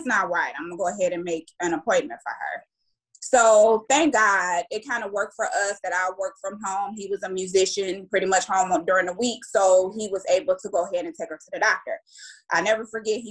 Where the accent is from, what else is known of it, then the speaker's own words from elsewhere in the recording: Cleveland, Ohio, United States; also born or lived in Durham, North Carolina; I'm from Cleveland, Ohio